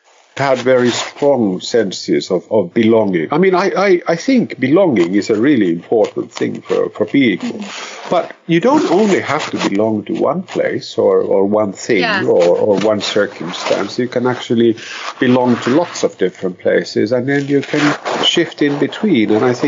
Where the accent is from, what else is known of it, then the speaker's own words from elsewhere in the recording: Finland; also born or lived in Brazil; I am very much a Finn. I come from Finland, but then I'm not.